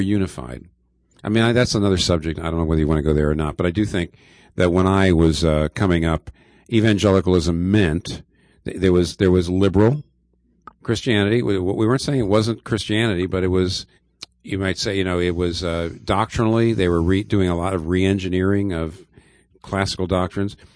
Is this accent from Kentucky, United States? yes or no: no; eastern Pennsylvania, United States; I grew up in eastern Pennsylvania